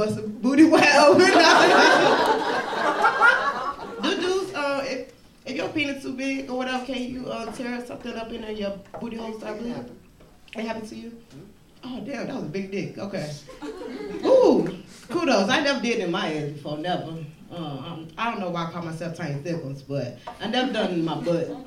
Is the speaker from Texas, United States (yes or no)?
no; Chicago, Illinois, United States; I am from the West Side of Chicago